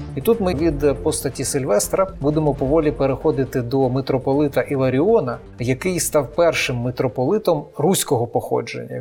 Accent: Eastern Ukraine, Ukraine; схід України, звідки я родом

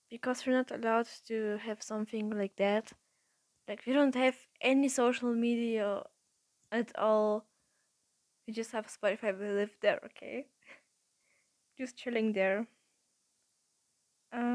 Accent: Russia; I was born in Russia, but my nationality is actually German because my family is German.

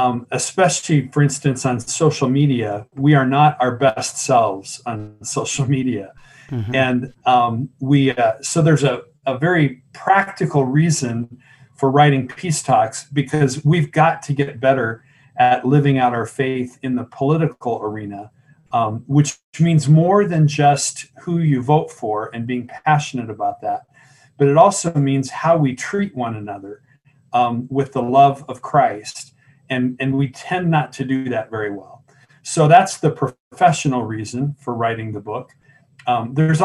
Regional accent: Tucson, Arizona, United States; also born or lived in Columbus, Ohio; I was born in Tucson. I'm a native. Went to school here up through college

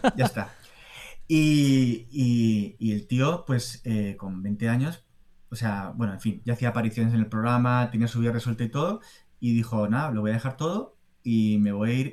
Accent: Spain; also born or lived in Boston / Madrid; soy español

